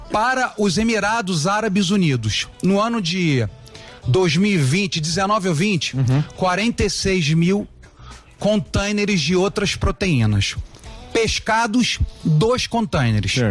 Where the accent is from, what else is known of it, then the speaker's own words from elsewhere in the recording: Rio de Janeiro, Brazil; accent: carioca; moved away as an adult; now in Santa Catarina, Brazil; meu sotaque já me denunciou, né? Você é carioca. Sou né? carioca de nascimento, mas moro em Santa Catarina há mais de 20 anos